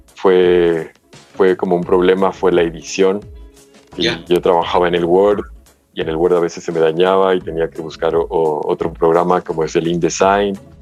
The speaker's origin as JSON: {"language": "Spanish", "country": "United States", "tie": "born or raised there", "moved": "yes", "said": "yo crecí en Estados Unidos"}